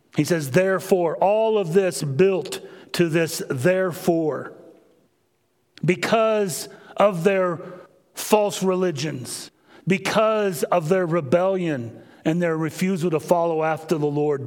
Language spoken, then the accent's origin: English; Kansas, United States; moved away; Growing up in Kansas